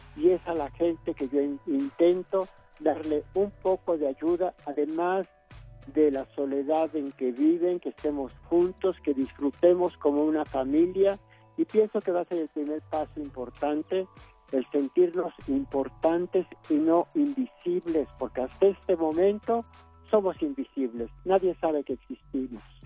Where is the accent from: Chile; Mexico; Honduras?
Mexico; somos mexicanos